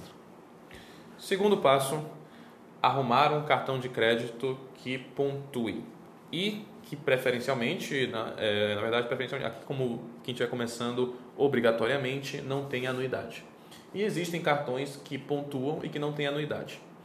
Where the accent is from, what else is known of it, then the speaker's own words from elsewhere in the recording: Belém, Pará, Brazil; tenho 34 anos, sou de Belém do Pará